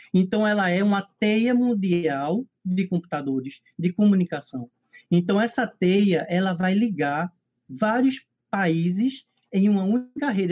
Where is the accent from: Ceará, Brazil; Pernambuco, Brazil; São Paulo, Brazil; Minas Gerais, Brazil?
Pernambuco, Brazil; also born or lived in Recife; eu sou daqui de Pernambuco, né, eu moro em Recife